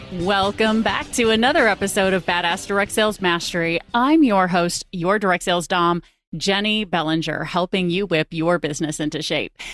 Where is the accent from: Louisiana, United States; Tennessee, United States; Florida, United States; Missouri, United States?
Missouri, United States; St. Louis; based in my hometown of Saint Louis, Missouri